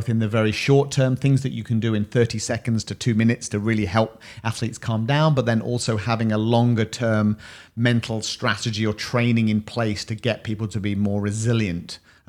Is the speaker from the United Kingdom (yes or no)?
yes; United Kingdom; We're British.